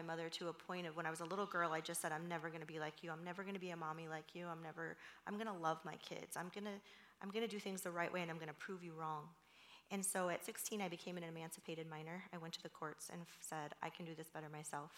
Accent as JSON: {"language": "English", "region": "California", "country": "United States", "tie": "born or raised there", "also_born_or_lived": "Los Angeles", "said": "I grew up in California"}